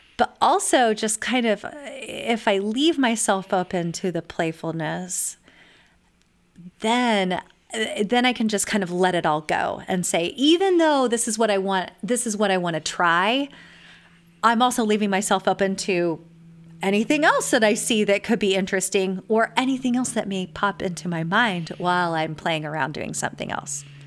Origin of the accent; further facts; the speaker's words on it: California, United States; also born or lived in eastern US; now in Texas, United States; I was raised in California and spent many years in the eastern U S, and now I live in Texas.